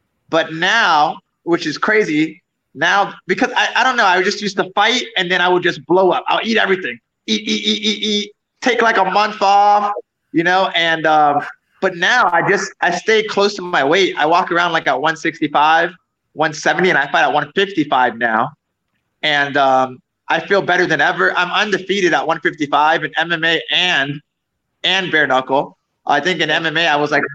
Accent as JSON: {"language": "English", "region": "South Florida", "country": "United States", "tie": "born or raised there", "also_born_or_lived": "New York City / Orlando", "said": "I was born in New York City, but I didn't live there for too long. A few years, like 4 years. And I lived in South Florida pretty much till I was 18"}